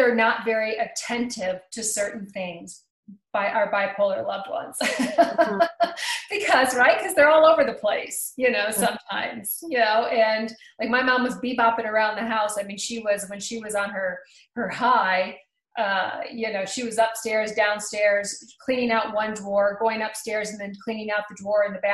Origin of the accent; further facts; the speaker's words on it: United States; growing up in Pennsylvania, Cleveland, Ohio area, you know, around that we're kind of hard-headed people